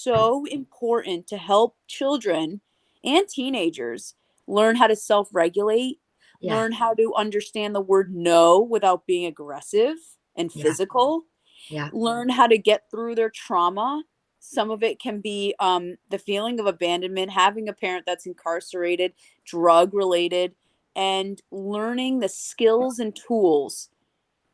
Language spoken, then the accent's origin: English; Connecticut, United States; first language English; also born or lived in Bogota, Colombia / Long Island, New York; I moved and grew up in Connecticut